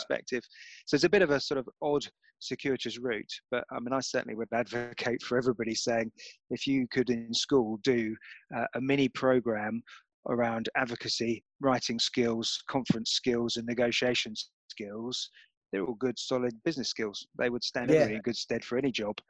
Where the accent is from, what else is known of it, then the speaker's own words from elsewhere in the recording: Enfield, London, United Kingdom; I grew up in North London, in Enfield